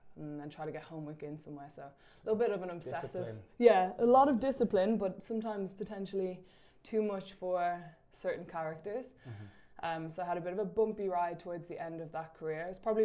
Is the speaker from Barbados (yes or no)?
no; Dublin, Leinster, Ireland; Cool. So I'm obviously from Dublin.